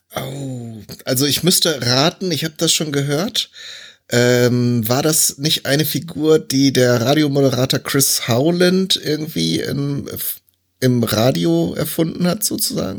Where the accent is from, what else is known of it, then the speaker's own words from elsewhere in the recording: North Rhine-Westphalia, Germany; ich bin ja eigentlich auch gebürtiger Westfale